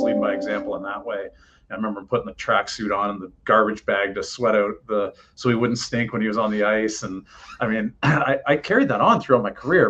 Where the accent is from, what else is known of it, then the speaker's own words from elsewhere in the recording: Oshawa, Ontario, Canada; moved away; I'm coming from Oshawa, Ontario